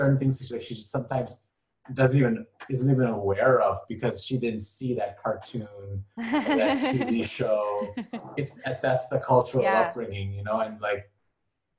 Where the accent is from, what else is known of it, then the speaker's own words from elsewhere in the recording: Bangladesh; also born or lived in Europe / Middle East / Asia / Luxembourg; now in United States; I'm from Bangladesh.